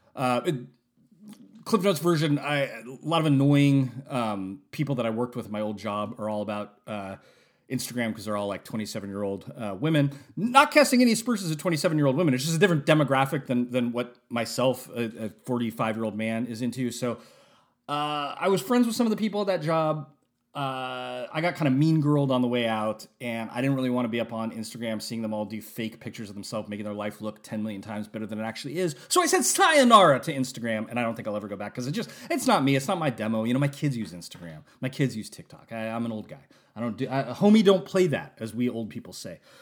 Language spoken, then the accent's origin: English; West Coast of the United States, United States; I'm from the West Coast of the United States